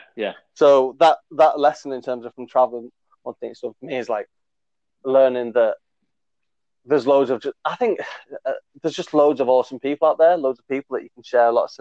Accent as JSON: {"language": "English", "region": "England", "country": "United Kingdom", "said": "as English people"}